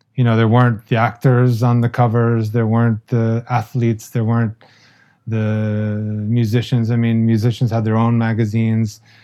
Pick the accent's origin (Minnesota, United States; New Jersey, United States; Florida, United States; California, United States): Florida, United States; Palm Beach; I grew up in Palm Beach